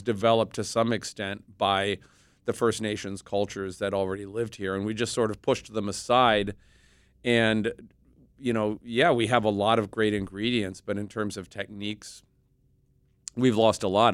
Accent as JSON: {"language": "English", "region": "Midwest", "country": "United States", "tie": "born or raised there", "said": "I grew up in the Midwest."}